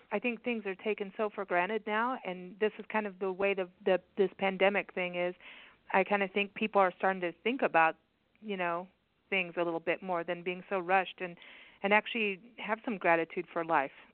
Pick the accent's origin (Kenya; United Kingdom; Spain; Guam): Kenya; when I was a kid, I, you know, and growing up in Kenya